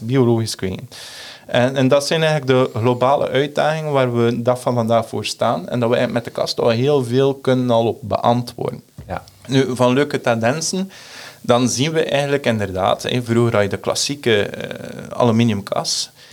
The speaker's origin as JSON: {"language": "Dutch", "country": "Netherlands", "said": "wij Nederlanders"}